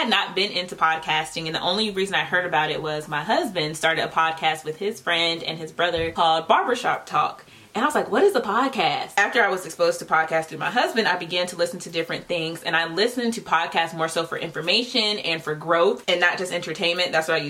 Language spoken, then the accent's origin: English; Virginia, United States; also born or lived in North Carolina; We were a military family, although we didn't have to move around too much. We moved from North Carolina to Virginia, and that's where we stayed.